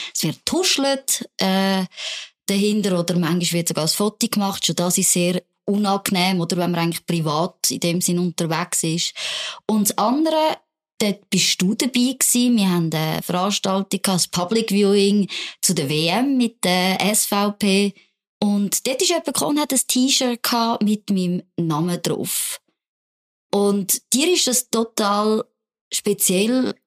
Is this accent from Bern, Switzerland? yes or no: no; Zurich, Switzerland; also born or lived in Alsace (parents' origin); in Zürich zum Beispiel in die Body gehen. konnte. Ich habe nämlich gerade neben der Body gewohnt